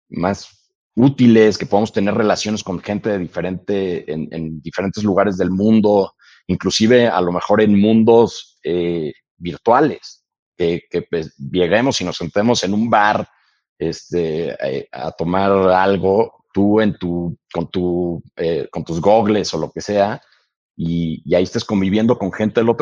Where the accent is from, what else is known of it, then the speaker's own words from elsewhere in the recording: United States; born there; Entonces, nacimos en Estados Unidos todos.